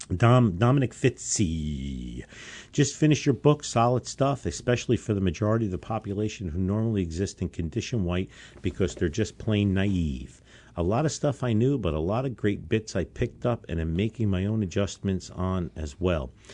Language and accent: English; United States; we as American citizens